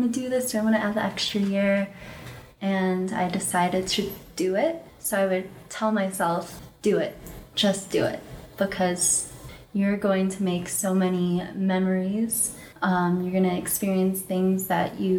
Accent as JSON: {"language": "English", "town": "Chicago", "region": "Illinois", "country": "United States", "moved": "as an adult", "said": "I'm from Chicago"}